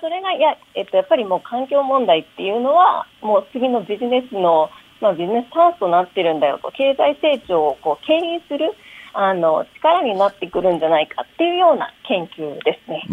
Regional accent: Kansai, Japan; accent: Kansai dialect; now in Tokyo, Japan; 私、関西弁なので、はあ、あの普通に関西弁を喋ってるつもりなんですが、東京で長いこと

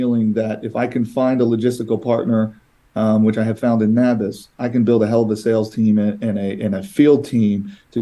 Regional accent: East Coast, United States; I'm from the East Coast.

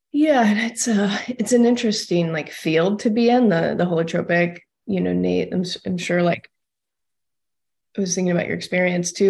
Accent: Austin, Texas, United States; moved away; I'm from Austin originally, so out of Texas.

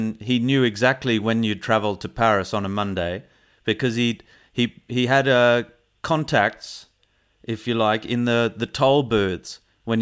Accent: Canberra, Australian Capital Territory, Australia; moved away; we both grew up in Canberra

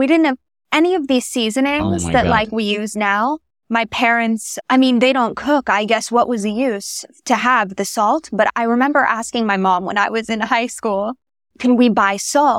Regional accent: New York City, New York, United States; We're an American Jewish family. Grew up in New York City, right in like Midtown kind of area.

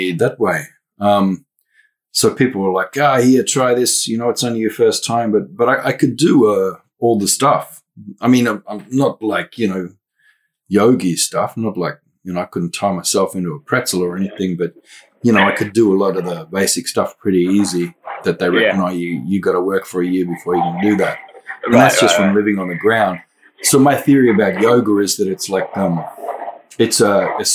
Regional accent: Western Cape York, Queensland, Australia; now in Melbourne, Australia; I can move back up north, 3,500 kilometers to my own homelands up there, Western Cape York.

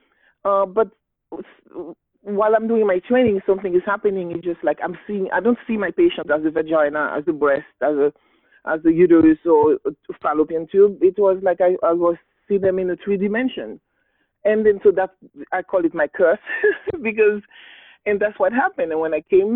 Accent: Haiti; English is a second language; I was born and raised in Haiti

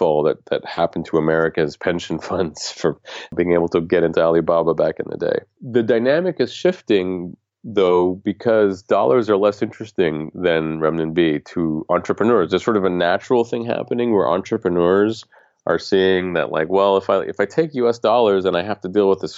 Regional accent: United States; as an American.

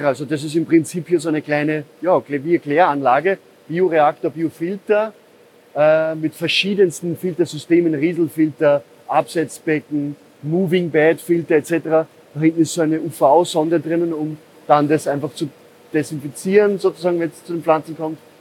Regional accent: Upper Austria, Austria; now in Vienna, Austria; Ich bin in Oberösterreich aufgewachsen, in einer Gärtnerei

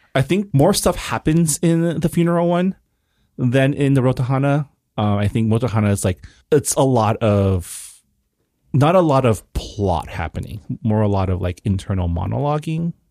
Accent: San Gabriel, California, United States; also born or lived in Toronto, Canada; I was born in Canada, I was born in Toronto, but I was raised in L A, in Saint Gabriel

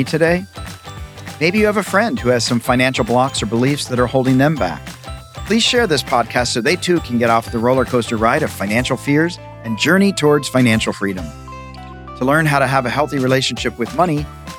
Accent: the South, United States; I'm from the South

